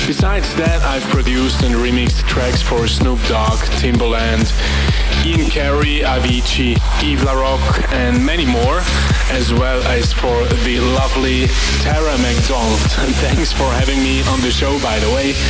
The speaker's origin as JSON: {"language": "English", "country": "Switzerland", "said": "from Switzerland"}